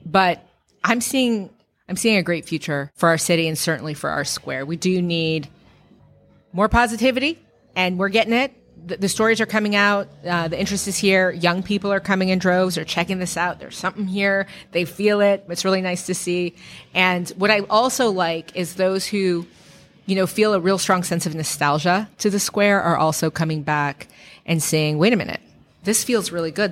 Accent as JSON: {"language": "English", "town": "San Francisco", "region": "California", "country": "United States", "tie": "born or raised there", "said": "growing up in San Francisco"}